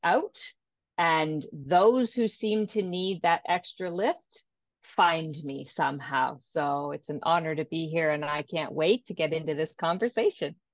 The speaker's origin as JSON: {"language": "English", "region": "Ontario", "country": "Canada", "said": "from Ontario, Canada"}